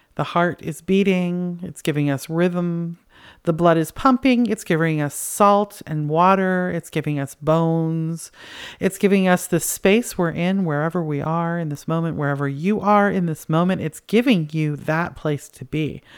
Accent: Canada; I'm from Canada

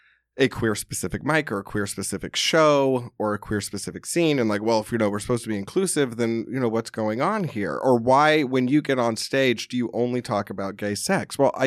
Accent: the South, United States; I grew up in the South. So I mean, we drank in high school.

